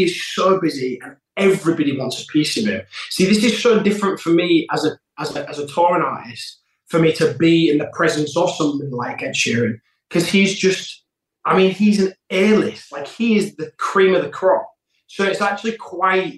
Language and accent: English; Yorkshire and the Humber, United Kingdom; also born or lived in London; I live up in Yorkshire, like my hometown